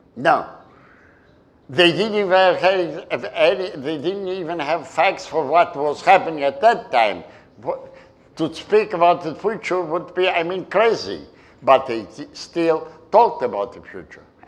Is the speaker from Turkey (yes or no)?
yes; Istanbul, Turkey; moved away; the island where I was born in Turkey, in Istanbul, and I grew up. Halki, the Turkish name is Heybeliada